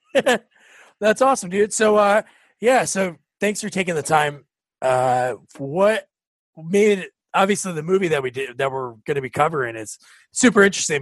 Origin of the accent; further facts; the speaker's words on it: South Plainfield, New Jersey, United States; also born or lived in New Providence, New Jersey; I grew up in South Plainfield, and now I'm in New Providence